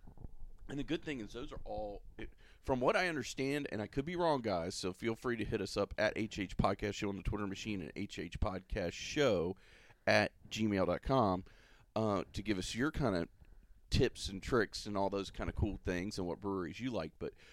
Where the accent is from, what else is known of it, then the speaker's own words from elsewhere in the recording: Florida, United States; I know I'm from Florida. I'm a Florida boy, so I might be partial.